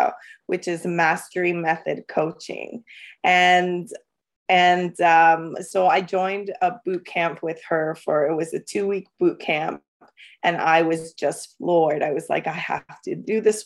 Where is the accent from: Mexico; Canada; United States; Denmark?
Canada; London, Ontario; also born or lived in El Salvador; I'm from London, Ontario, Canada. I've grown up here all my life. I came when I was five. I was born in El Salvador